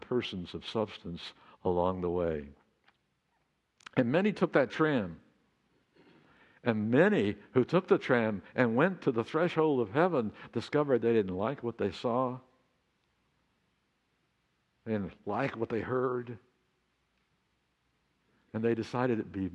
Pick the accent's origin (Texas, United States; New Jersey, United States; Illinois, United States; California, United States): Texas, United States; Texas Panhandle, United States; now in Laguna Beach, United States; I grew up on Route 66